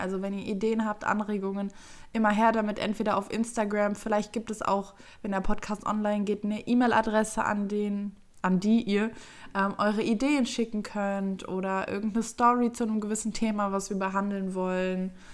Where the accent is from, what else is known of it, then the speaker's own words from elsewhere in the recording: Düsseldorf, North Rhine-Westphalia, Germany; Ich bin 23 Jahre alt und bin aus Düsseldorf.